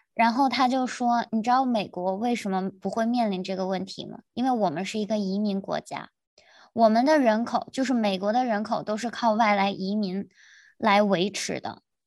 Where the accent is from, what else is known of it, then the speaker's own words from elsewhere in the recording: China; moved away as an adult; now in United States; 我们是中 国人